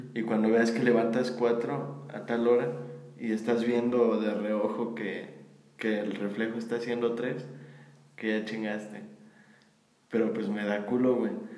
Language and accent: Spanish; Mexico; somos de México